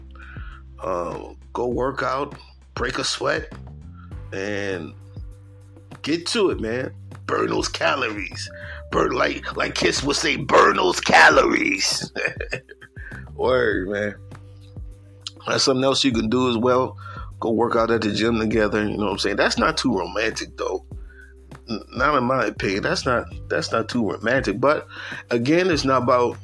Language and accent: English; upstate New York, United States; I'm from New York. They're like, oh, you from New York City? Nah, from upstate